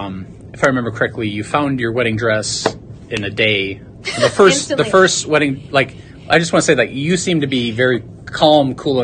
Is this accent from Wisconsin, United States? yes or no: yes; Eau Claire, Wisconsin, United States; From my hometown … the recording artist, is like 2 years older than me from Eau Claire